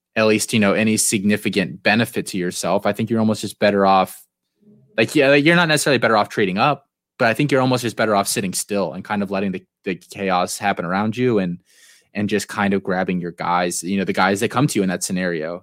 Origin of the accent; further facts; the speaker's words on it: United States; for being born and living here in the U S